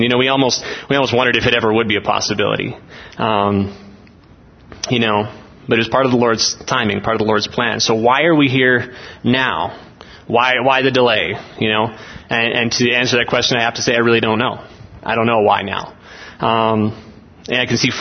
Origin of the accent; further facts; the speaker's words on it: Olds, Alberta, Canada; We're from Olds, Alberta in Canada